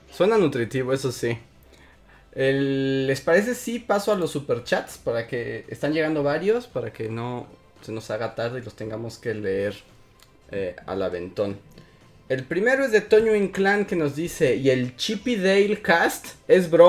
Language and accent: Spanish; Veracruz, Mexico; pero era en el puerto de Veracruz. Entonces recuerdo que pasaba el camioncito de Blue Bunny y era como, papás, cómprenme.